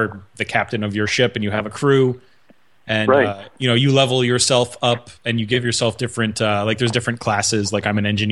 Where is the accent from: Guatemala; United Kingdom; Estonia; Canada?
Canada; Montreal, Quebec; I'm from Montreal